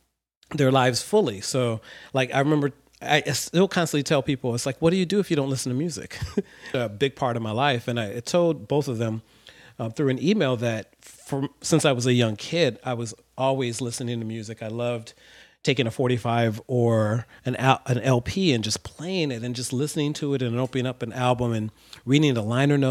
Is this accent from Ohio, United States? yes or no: yes; Ohio, United States; since I grew up in Ohio